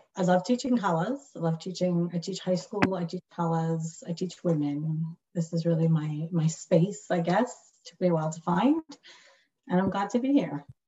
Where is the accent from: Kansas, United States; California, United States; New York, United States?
California, United States; Long Beach; I grew up in Shlichus in Long Beach, California